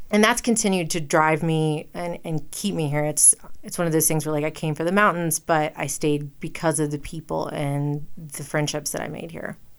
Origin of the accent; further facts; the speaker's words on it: Western North Carolina, United States; moved away as an adult; also born or lived in the South; now in Jackson, Wyoming, United States; I was born in Western North Carolina